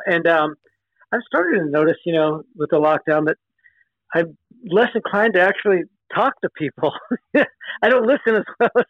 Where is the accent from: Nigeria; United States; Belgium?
United States; Los Angeles, California; also born or lived in Hollywood; now in San Francisco, United States; I grew up actually in Southern California, in L.A., but moved up here when I was 18, so that was 40-something years ago.